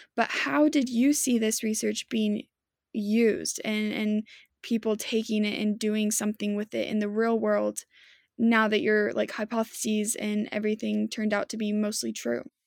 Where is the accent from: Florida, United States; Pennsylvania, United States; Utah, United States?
Utah, United States; growing up in Utah, there's a lot of emphasis on religion around here